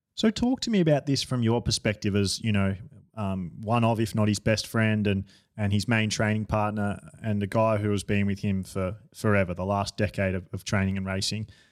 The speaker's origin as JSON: {"language": "English", "country": "Australia", "said": "I'm an Australian"}